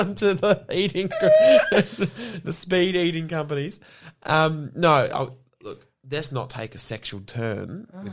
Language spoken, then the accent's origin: English; Yarra Valley, Victoria, Australia; I grew up in the Yarra Valley